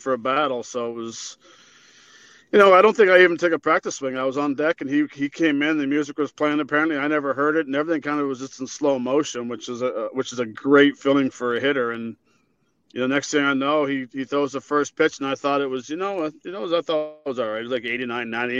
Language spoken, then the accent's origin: English; Canada; I'm Canadian